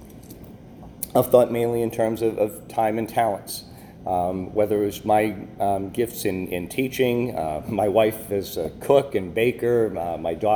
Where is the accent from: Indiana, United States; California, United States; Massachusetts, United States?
Massachusetts, United States; Boston; moved away as an adult; growing up in Boston back in the 70s